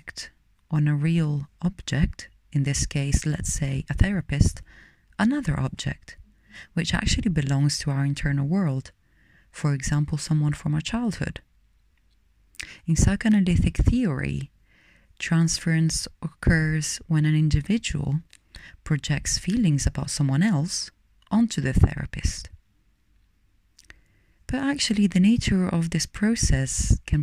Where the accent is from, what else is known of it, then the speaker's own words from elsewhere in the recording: Rome, Lazio, Italy; moved away; I'm originally from Rome, Italy.